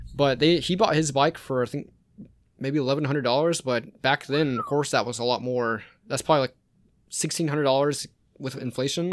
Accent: Rincon, Georgia, United States; also born or lived in Savannah, Georgia; I'm from Savannah, Georgia originally, but I lived out in Rincon most of my life.

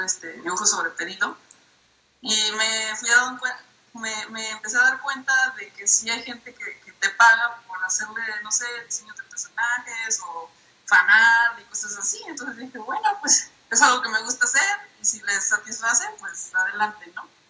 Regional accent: Minatitlán, Veracruz, Mexico; now in Puebla, Mexico; yo originalmente soy de Minatitlán, Veracruz, o sea, vengo del caluroso sur del país, pero actualmente vivo en la ciudad de Puebla

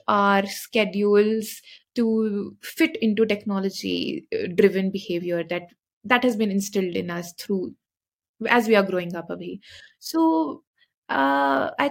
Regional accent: Shimla, Himachal Pradesh, India; moved away as an adult; now in Mohali, India; I am from Shimla, so we sleep a lot because the weather is very cold

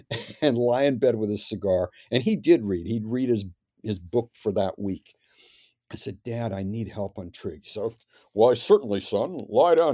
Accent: Canada; Well, it was, um, I mean, pretty good.

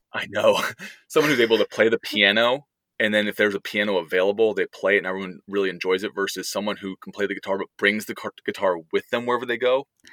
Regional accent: outside San Francisco, California, United States; moved away as an adult; also born or lived in Texas; now in Pittsburgh, United States; where we grew up outside San Francisco

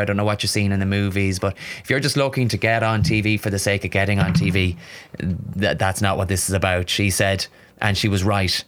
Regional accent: Barna, Connacht, Ireland; moved away as an adult; now in Dublin, Ireland; my hometown of Barna, which is, um, just outside Galway City.

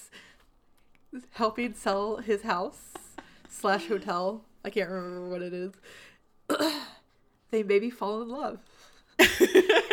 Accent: Memphis, Tennessee, United States; moved away; I'm from Memphis. That is my hometown.

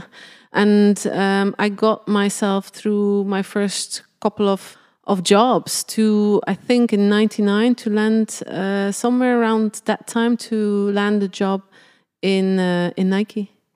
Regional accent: Belgium; born or raised there; moved away

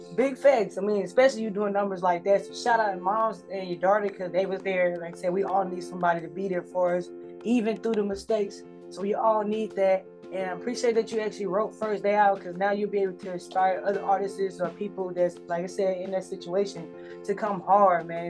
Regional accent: Mississippi, United States; I'm from Mississippi

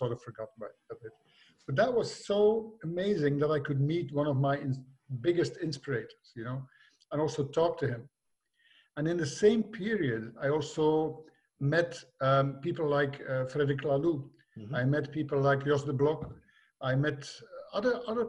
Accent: Belgium; also born or lived in Limburg; I was from Belgium

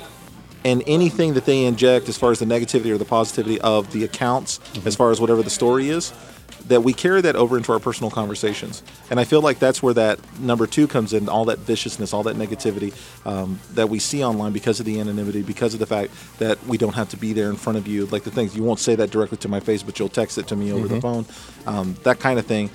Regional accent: Texas, United States; I'm from Texas, so that's just how we talk

